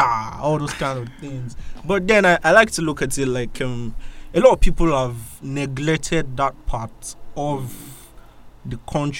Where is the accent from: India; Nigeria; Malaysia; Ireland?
Nigeria; born there; Yeah, actually, I was born in Nigeria.